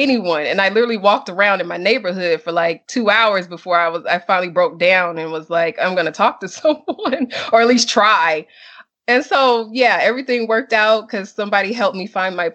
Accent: United States; moved away as an adult; now in Mexico; I am an American

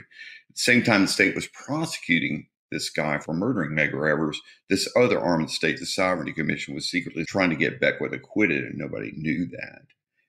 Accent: East Texas, United States; now in Mississippi, United States; I grew up in East Texas. I didn't come to Mississippi until 1986.

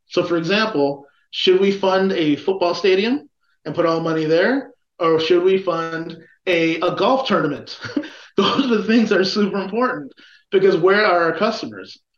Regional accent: Chicago, Illinois, United States; I'm a Chicagoan

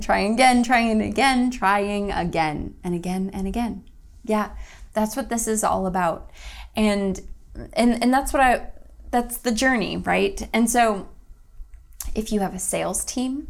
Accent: Toledo, Ohio, United States; now in Greensboro, United States; Toledo, Ohio, my hometown, where I'm from

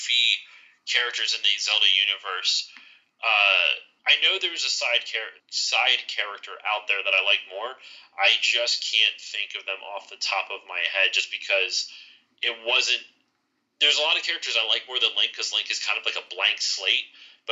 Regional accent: Philadelphia area, Pennsylvania, United States; I'm from the Philly area. I'm over on the East Coast near Philly.

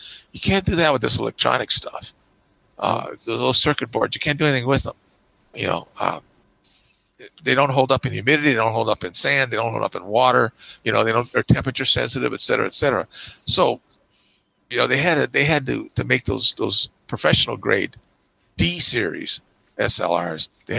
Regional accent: United States; I say Nikon because I'm American

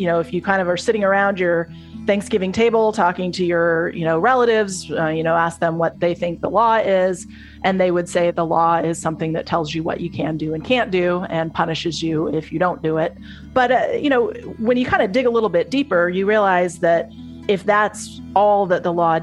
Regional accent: Texas, United States; I grew up in Texas

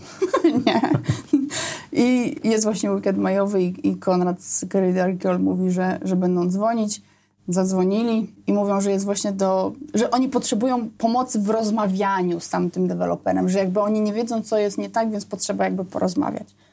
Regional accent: Poznań, Greater Poland, Poland; wtedy mieszkałam w Poznaniu, urodziłam się w Poznaniu

